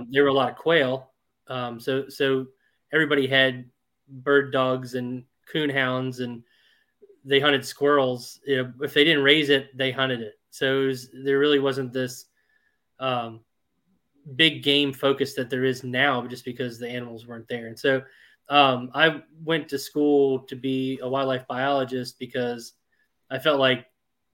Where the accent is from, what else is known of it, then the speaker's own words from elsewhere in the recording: Virginia, United States; also born or lived in Maine / South Dakota / Washington, D.C.; I grew up in Virginia, but I went to Maine for undergrad